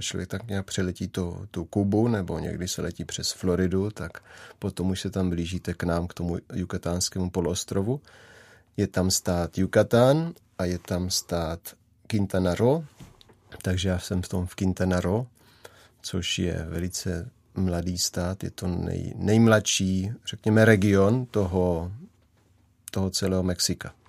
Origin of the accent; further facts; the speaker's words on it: Moravia, Czechia; já jsem tady odtud, z Moravy